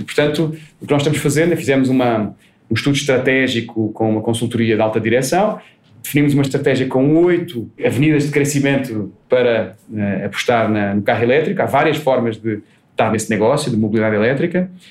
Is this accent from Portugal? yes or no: yes; Portugal; accent: Portuguese; moved away as an adult; now in Brazil